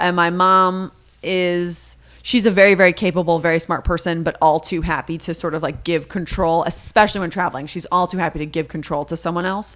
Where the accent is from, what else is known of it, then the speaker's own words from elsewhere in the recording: the Valley, California, United States; I'm from the Valley. If that means anything, I was around a lot of other Jewish people